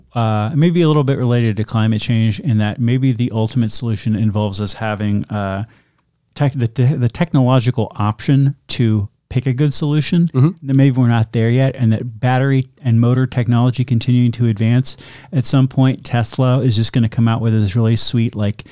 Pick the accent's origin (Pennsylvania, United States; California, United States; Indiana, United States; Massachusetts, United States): Massachusetts, United States; Worcester; no, I'm from Worcester. We don't do that. Not today.